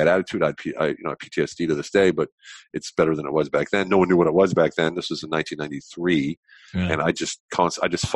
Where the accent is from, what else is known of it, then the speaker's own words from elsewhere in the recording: central Pennsylvania, United States; moved away as an adult; now in Europe; I grew up in Pennsylvania and central Pennsylvania.